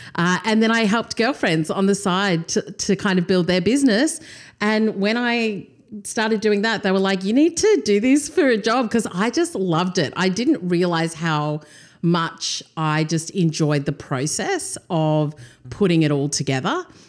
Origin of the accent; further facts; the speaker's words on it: Australia; also born or lived in Durban, South Africa; Came to Australia when I was two